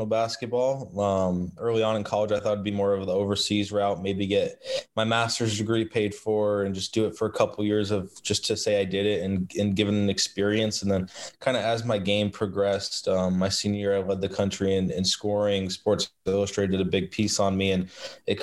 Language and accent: English; Boston, Massachusetts, United States; I'm from the Boston area